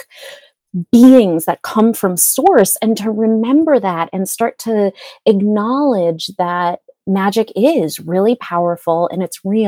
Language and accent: English; New England, United States; I was born in New England